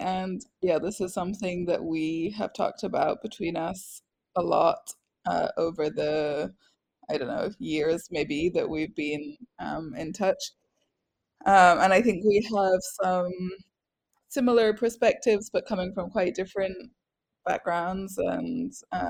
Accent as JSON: {"language": "English", "region": "Scotland", "country": "United Kingdom", "tie": "born or raised there", "also_born_or_lived": "England", "accent": "strange", "lives_now": "France", "said": "So I am British. I was born in England and I am English, but I grew up in Scotland, which is why I have a strange accent that nobody can make sense of. And I live in France"}